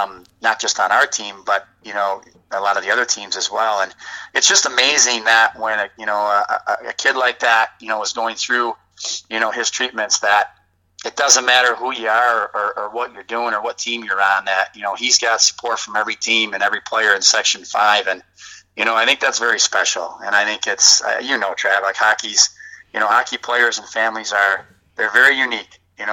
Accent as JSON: {"language": "English", "town": "Buffalo", "region": "New York", "country": "United States", "tie": "born or raised there", "said": "growing up in Buffalo"}